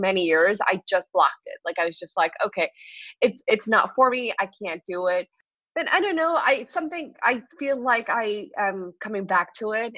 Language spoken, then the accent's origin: English; New York City, New York, United States; I'm in New York City, and I grew up in New York City